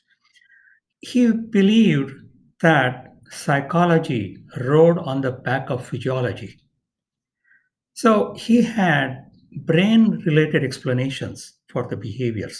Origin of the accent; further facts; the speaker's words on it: India; moved away as an adult; now in San Diego, United States; I was born and raised in India